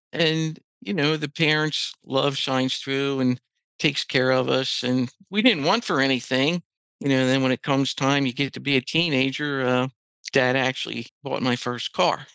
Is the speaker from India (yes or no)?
no; Lancaster County, Pennsylvania, United States; I was born right here in Lancaster County into a Christian home